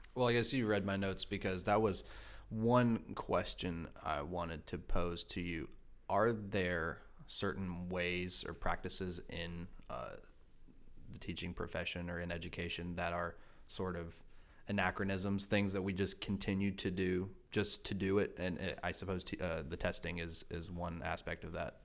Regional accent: Rowan County, North Carolina, United States; I come from Roanne

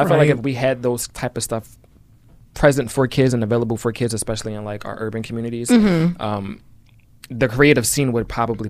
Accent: Philadelphia, Pennsylvania, United States; I grew up in West. West is not the same as it used to be.

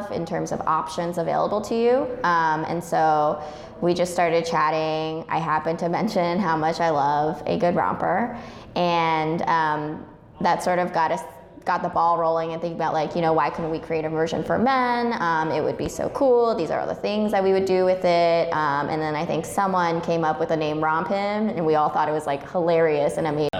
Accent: Parsippany, New Jersey, United States; I grew up in Parsippany, New Jersey

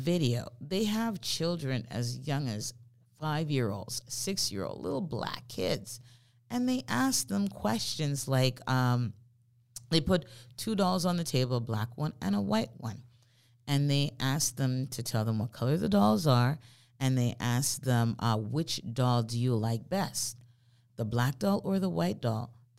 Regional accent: Jamaica; moved away; the friends that I've had the longest since I immigrated here from Jamaica, she's white.

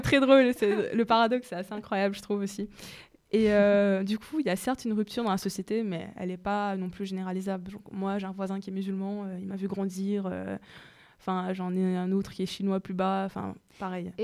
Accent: Mauritius

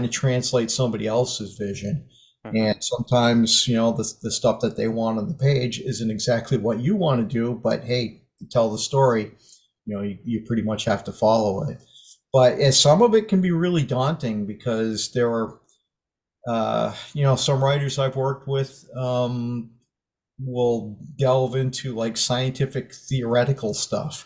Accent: Maine, United States; I grew up in Maine. That's where I live now.

